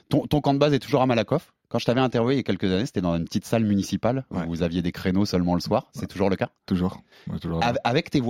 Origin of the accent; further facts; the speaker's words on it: Tunisia; Pareil, quand on est tunisien, c'est pas trop facile de se déplacer.